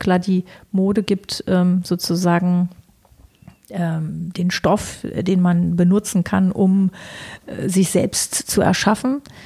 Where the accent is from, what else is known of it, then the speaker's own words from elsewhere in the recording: Berlin, Germany; freie Schnauze, wie man so als Berliner halt so ist